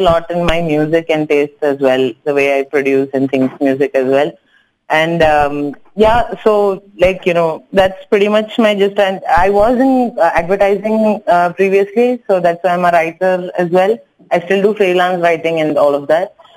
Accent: Kochi, Kerala, India; first language Tamil; English is a second language; moved away as an adult; now in Hyderabad, India; I'm actually from Kochi. I'm a Tamil speaker, but raised in Kerala, so I know Malayalam as well.

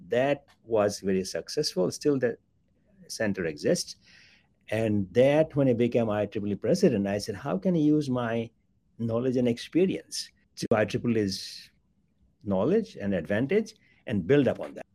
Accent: Bangladesh; moved away; I was born in Bangladesh, a developing country.

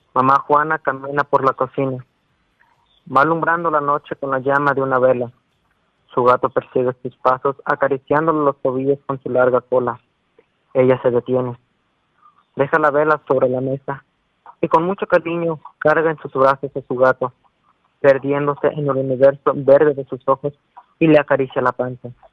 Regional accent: Cuetzalan, Puebla, Mexico; soy de Coatzala, pero o sea, mi municipio se llama, bueno, es Cochalan

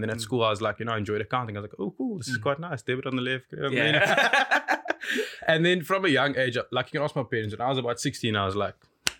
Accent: Goodwood, Western Cape, South Africa; I'm like born and raised in Goodwood

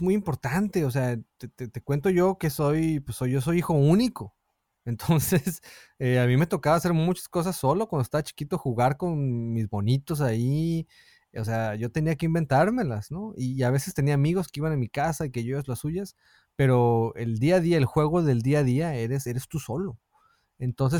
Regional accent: Mexico; moved away as an adult; cuando me fui de México lo hice solo

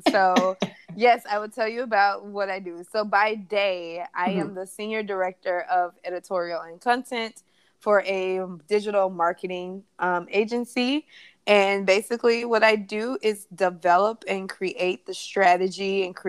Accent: Memphis, Tennessee, United States; moved away as an adult; also born or lived in New York City; I'm from Tennessee, of course, from Memphis.

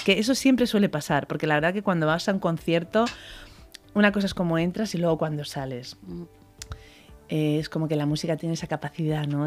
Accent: Spain; aunque soy española

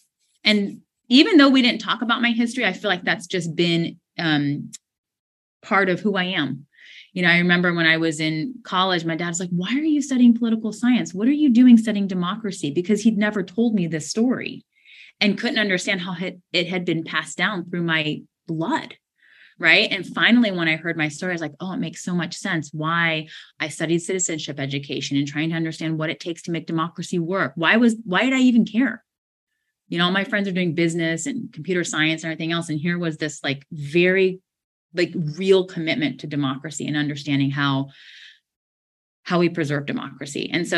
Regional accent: United States; I'm first generation American. I was the first one in my family born here. My dad immigrated to Brazil from China you know, their family fled the Cultural Revolution.

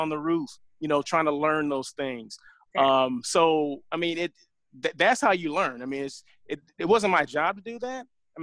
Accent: Southern California, United States; moved away as an adult; also born or lived in Sacramento; I'm from Southern California

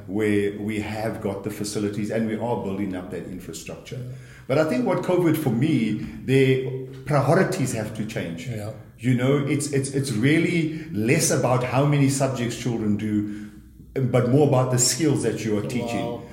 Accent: KwaZulu-Natal, South Africa; moved away; I come from KwaZulu Natal originally, grew up in a very large family of eight children

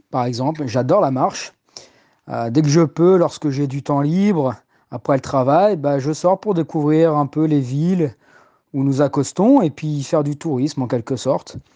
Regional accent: Paris, Île-de-France, France; Eh oui, je suis né à Paris et j'y ai pratiquement toujours vécu. Je vis avec euh, mes parents et mon petit frère dans le sud de Paris, dans le 13e arrondissement.

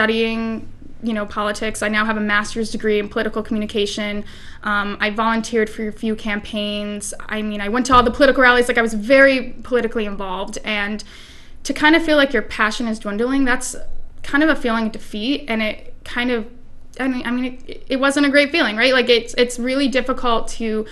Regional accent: Maine, United States; moved away as an adult; also born or lived in Elmira, New York / Washington, D.C.; I'm originally from Maine

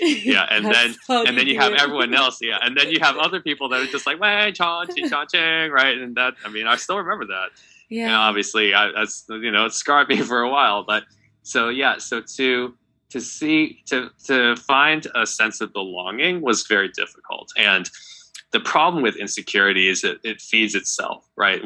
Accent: United States; I'm not from Japan. I was born here. I'm a U.S. citizen.

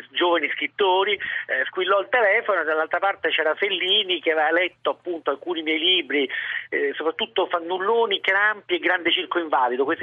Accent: Rome, Lazio, Italy

